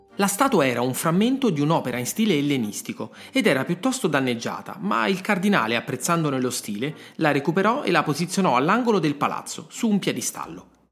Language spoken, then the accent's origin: Italian; Rome, Lazio, Italy; sono nato a Roma